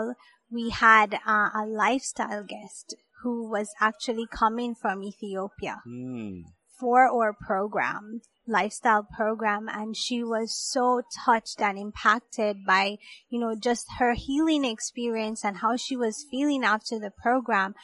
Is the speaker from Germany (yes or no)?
no; Jamaica; moved away as an adult; now in Georgia, United States; I grew up in Jamaica.